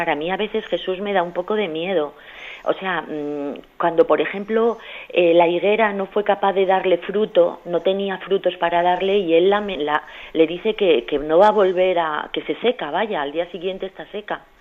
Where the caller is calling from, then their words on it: Madrid, Community of Madrid, Spain; de Madrid.